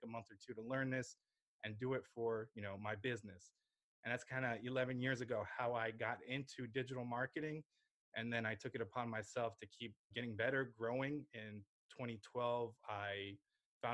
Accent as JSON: {"language": "English", "region": "New Jersey", "country": "United States", "tie": "born or raised there", "also_born_or_lived": "Lviv, Ukraine", "said": "I grew up in New Jersey. I went to school here"}